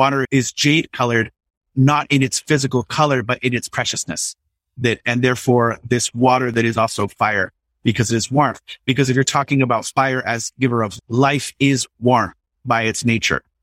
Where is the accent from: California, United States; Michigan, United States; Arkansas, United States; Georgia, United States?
California, United States; Southern; moved away as an adult; also born or lived in New York; I'm from Southern California, so my ocean is the Pacific